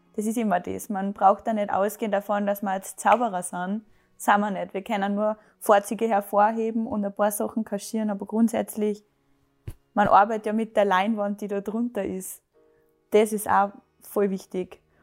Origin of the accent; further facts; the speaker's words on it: Salzburg, Austria; ich bin 25, ich komme aus Salzburg